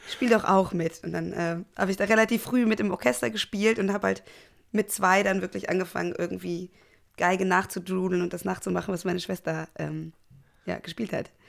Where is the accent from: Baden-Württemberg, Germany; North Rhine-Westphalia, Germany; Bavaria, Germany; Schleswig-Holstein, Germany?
North Rhine-Westphalia, Germany; Cologne; ich bin in Köln groß geworden, ähm, in Köln-Delbrück und ähm, habe da jetzt auch 30 ähm, Jahre gelebt.